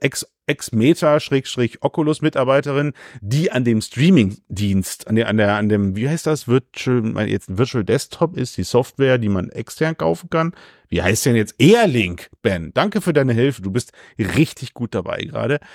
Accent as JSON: {"language": "German", "country": "Germany", "said": "ich bin Deutscher"}